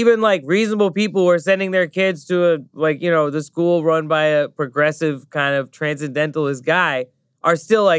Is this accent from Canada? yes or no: no; Thailand; now in United States; I grew up in Thailand. I'm from a Pakistani family. You know, I lived in the United States for 20 some years now.